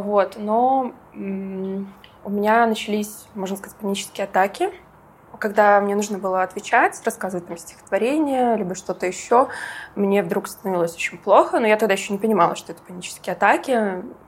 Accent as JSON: {"language": "Russian", "region": "Minsk", "country": "Belarus", "also_born_or_lived": "Georgia", "said": "я вообще из Минска"}